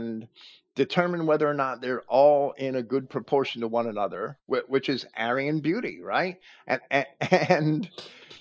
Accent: New Jersey, United States; I grew up in New Jersey

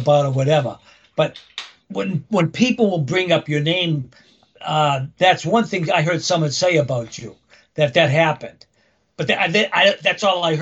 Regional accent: Framingham, Massachusetts, United States; I was born in Framingham.

